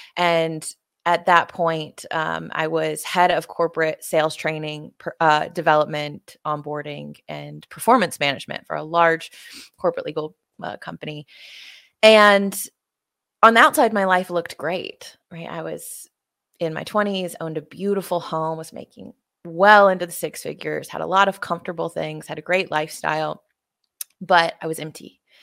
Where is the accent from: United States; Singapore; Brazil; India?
United States; Tuscaloosa, Alabama; my hometown in Tuscaloosa, Alabama